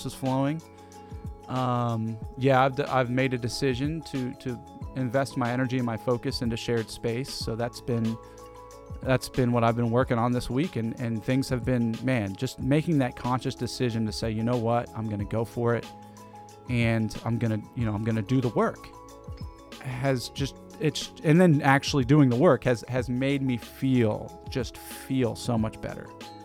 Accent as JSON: {"language": "English", "area": "East Cobb", "region": "Georgia", "country": "United States", "tie": "born or raised there", "said": "We went to high school together. We grew up in East Cobb"}